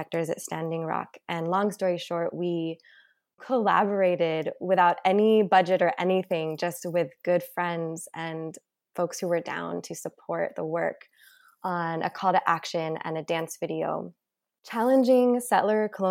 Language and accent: English; Ohlone land, California, United States; I grew up on Ohlone land